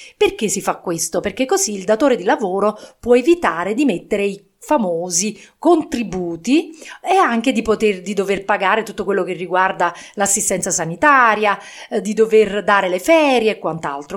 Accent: province of Naples, Campania, Italy; in provincia di Napoli appunto dove eh, la mia famiglia risiedeva, la famiglia di mio padre

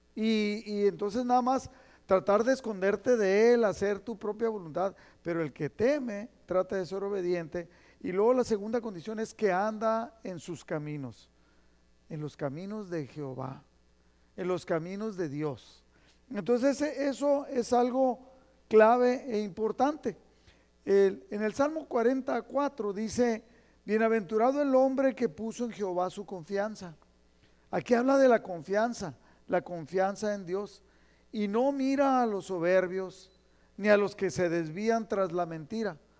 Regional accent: Mexico; moved away; nosotros mexicanos, los que nacimos allá en México y crecimos en la escuela allá

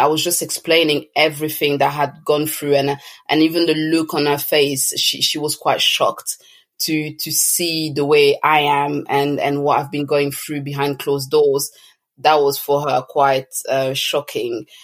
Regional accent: Toulouse, Occitania, France; moved away as an adult; also born or lived in Congo; now in London, United Kingdom; I was born in France, uh, precisely in Toulouse, but I'm originally from Congo, and I have lived a few years there, but um, the majority of my childhood, um, you know, teenage years was spent in France, and I'm now living in London.

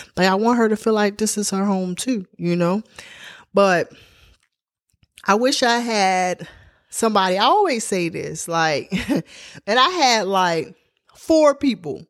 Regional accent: Baltimore, Maryland, United States; moved away as an adult; now in Atlanta, United States; I'm from Baltimore, Maryland, but I lived on the outskirts of Baltimore. I lived in the county. Um, I grew up Park Heights and Glenview town.

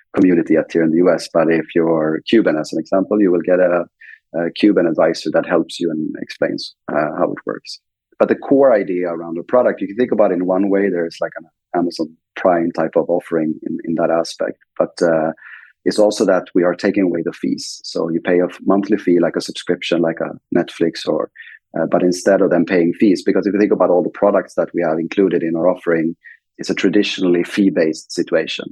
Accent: Sweden; English is a second language; moved away as an adult; now in United States; I'm originally from Sweden. I'm I'm an immigrant here in the U.S. Uh, from Sweden

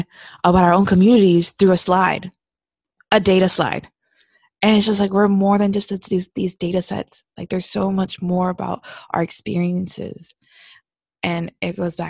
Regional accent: Hialeah, Florida, United States; moved away as an adult; also born or lived in Alabama; now in California, United States; I grew up in Hialeah in Miami.

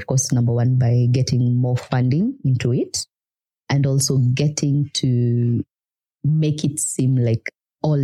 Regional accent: Nairobi, Kenya; moved away as an adult; now in Kigali, Rwanda; If you're born and raised in Nairobi, everything has to be fast

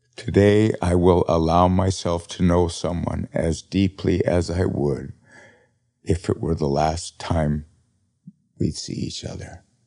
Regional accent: Montana, United States; moved away; I was from Montana

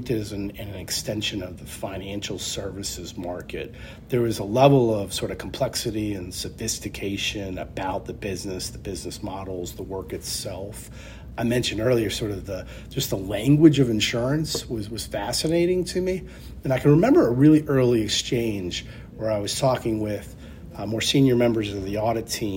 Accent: Charlottesville, Virginia, United States; also born or lived in Lansing, Michigan; At 5 years of age, we moved to Charlottesville, Virginia, where I grew up

